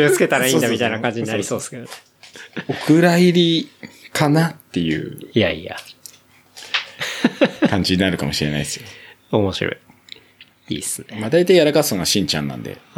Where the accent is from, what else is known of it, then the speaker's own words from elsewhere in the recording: Kawasaki, Kanagawa, Japan; now in Yokohama, Japan; もともと地元は川崎生まれ、